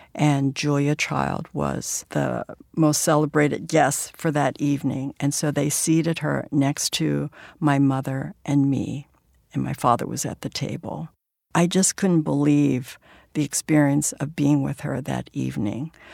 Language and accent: English; San Francisco, California, United States; my hometown, which is San Francisco's Chinatown